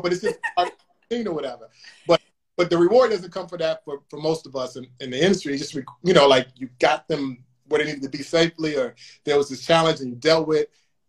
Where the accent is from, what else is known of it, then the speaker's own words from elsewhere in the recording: Chicago, Illinois, United States; I'm from Chicago, you know this, but I'm from Chicago